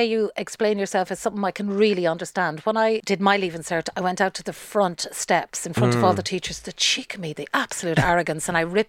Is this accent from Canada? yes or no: no; Mohill, Connacht, Ireland; There's a place just near my hometown in Mohill, County Leitrim